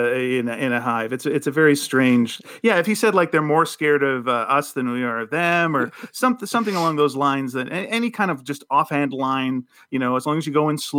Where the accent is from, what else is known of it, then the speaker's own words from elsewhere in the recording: Vancouver, British Columbia, Canada; also born or lived in Montreal; when I moved to Vancouver from Montreal, I was like 10 years old